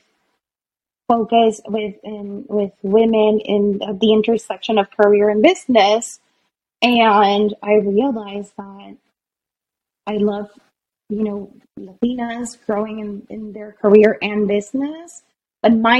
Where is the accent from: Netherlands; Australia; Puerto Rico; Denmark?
Puerto Rico; moved away; also born or lived in Boston; I was born in Puerto Rico.